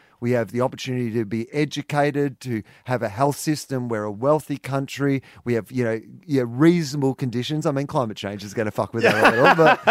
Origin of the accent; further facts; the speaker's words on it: Australia; I do believe, being born an Australian is one